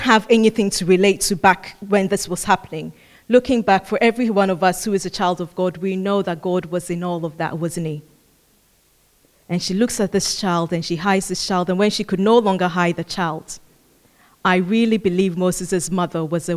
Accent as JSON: {"language": "English", "country": "Ghana", "said": "I come from Ghana"}